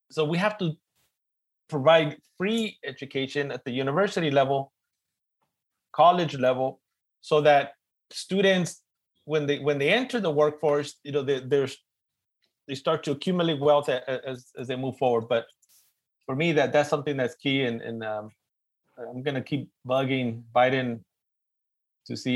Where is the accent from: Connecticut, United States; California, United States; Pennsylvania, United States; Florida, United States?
California, United States; Los Angeles; accent: East LA; my East LA accent's getting in the way